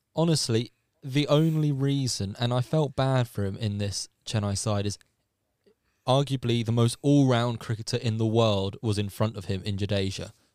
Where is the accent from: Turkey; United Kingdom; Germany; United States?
United Kingdom; England; as an Englishman